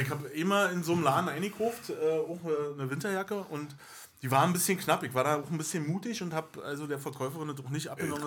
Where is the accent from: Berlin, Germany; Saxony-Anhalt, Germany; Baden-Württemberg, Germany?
Berlin, Germany; accent: Berlinerisch; Wir sind also nur Ur-Berliner, mhm. Berlinern wie Sau